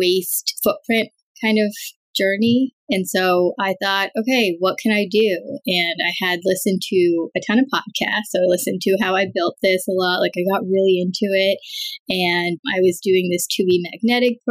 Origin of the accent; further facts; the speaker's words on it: New York, United States; also born or lived in Chicago; I was raised in New York